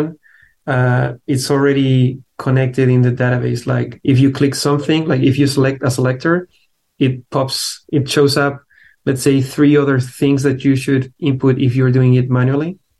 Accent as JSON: {"language": "English", "country": "Chile", "moved": "as an adult", "lives_now": "United States", "said": "I'm from Chile originally"}